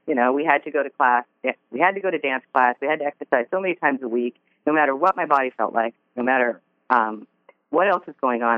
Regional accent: Seattle, Washington, United States; I grew up in Seattle

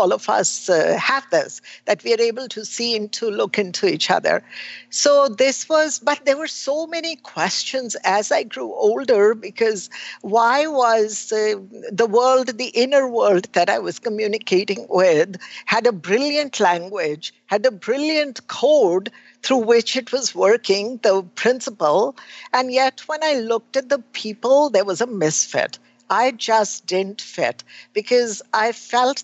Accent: India; I was born in India

